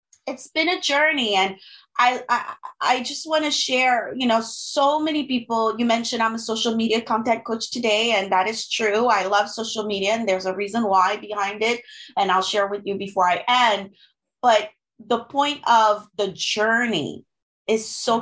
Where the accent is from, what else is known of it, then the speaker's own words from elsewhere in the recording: Haiti; first language French and Haitian Creole; English is a second language; moved away as an adult; also born or lived in Gabon; now in United States; I am originally from the Caribbean. My mother language is French and Creole. I'm from Haiti. I grew up part of my life in Africa, in Gabon, where they spoke French, and another part of my life in Haiti.